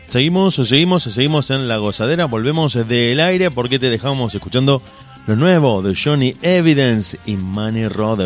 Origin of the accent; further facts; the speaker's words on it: Argentina; somos argentinos